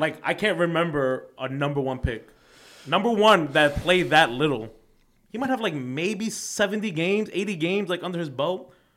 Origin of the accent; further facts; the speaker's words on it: New York City, New York, United States; I'm from Queens, so, like, mind you, my parents are, they came off the boat, right? So, I'm first generation